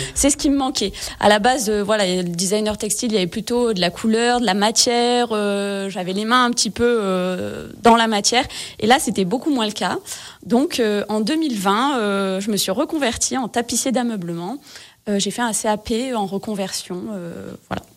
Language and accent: French; Gap, Provence-Alpes-Côte d'Azur, France; je suis originaire de Gap, dans les Hautes-Alpes